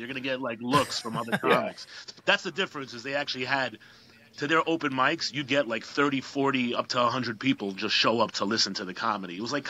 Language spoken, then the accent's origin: English; Queens, New York, United States; First of all, I'm from Queens, as you could tell. I'm from Queens.